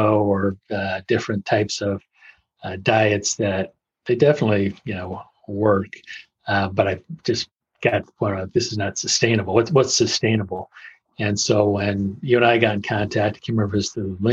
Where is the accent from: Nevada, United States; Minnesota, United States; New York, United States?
Nevada, United States; Las Vegas; moved away as an adult; also born or lived in Russia / Chicago / California; I grew up actually in Las Vegas